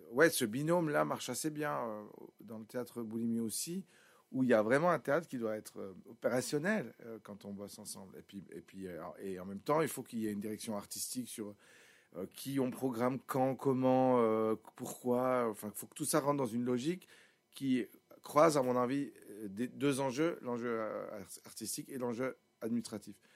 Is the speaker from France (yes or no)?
no; Sion, Valais, Switzerland; comme je viens de Sion, très naturellement, je me suis dit, ben, si je m'entoure, je m'entoure